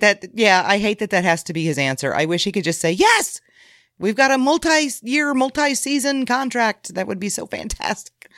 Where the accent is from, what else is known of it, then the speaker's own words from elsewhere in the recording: Illinois, United States; I'm from Illinois, you know? I'm way closer to Saint Louis than I am to Chicago